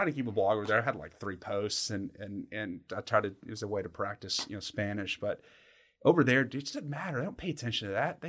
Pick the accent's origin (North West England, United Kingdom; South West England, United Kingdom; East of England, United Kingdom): South West England, United Kingdom; Somerset; Listen, guys, I'm from Somerset. I'm from Somerset.